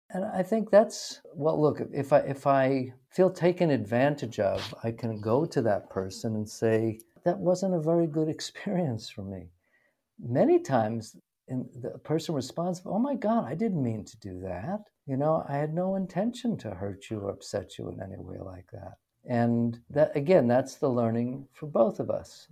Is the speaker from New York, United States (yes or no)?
yes; New York City, New York, United States; I grew up in New York City